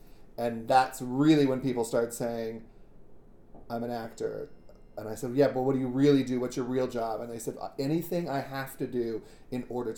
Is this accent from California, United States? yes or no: no; Tucson, Arizona, United States; I am from Tucson, Arizona, and I am the kid of an Air Force lieutenant colonel. So I was a military brat, and I moved around a lot. So I actually wasn't born in Tucson, but Tucson's where I grew up.